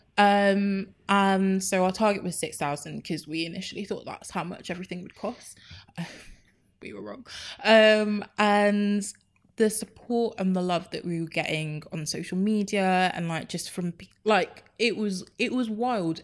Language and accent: English; Enfield, London, United Kingdom; so I was raised in Enfield, born and raised